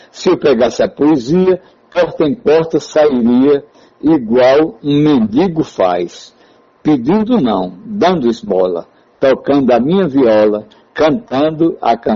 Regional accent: Tabira, Pernambuco, Brazil; Nós que temos esse contato é, poético com o povo do Pajeú, sou daqui de, de Tabira.

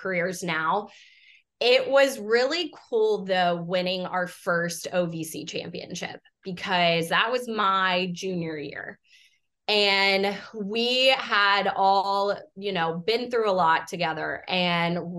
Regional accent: Knoxville, Tennessee, United States; moved away as an adult; also born or lived in Nashville, United States; now in Texas, United States; growing up in Knoxville

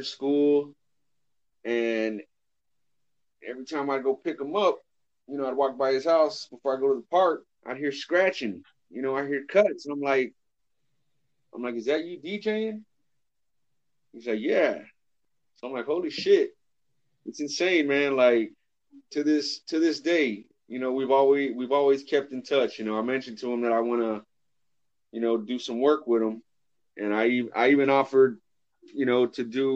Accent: California, United States; I grew up in California.

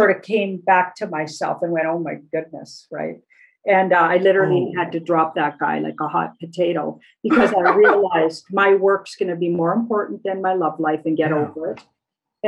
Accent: Alberta, Canada; I was brought up in Alberta and we're not encouraged to speak French.

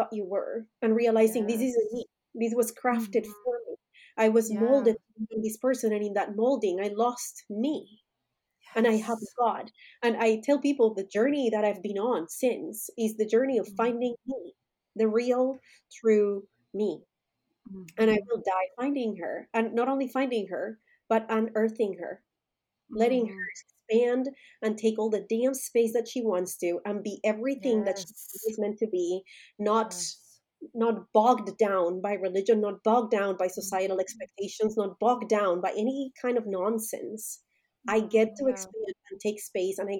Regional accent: Colombia; moved away as an adult; now in United States; I was born and raised in Colombia

